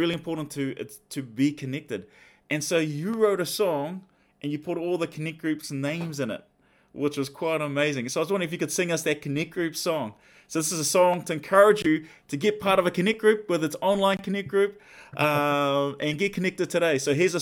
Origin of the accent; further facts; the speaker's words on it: Auckland, New Zealand; I was from Mangere